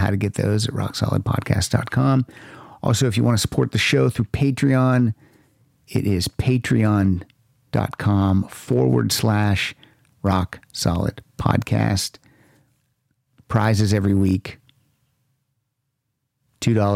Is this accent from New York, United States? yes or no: no; Hollidaysburg, Pennsylvania, United States; I'm from Hollidaysburg, Pennsylvania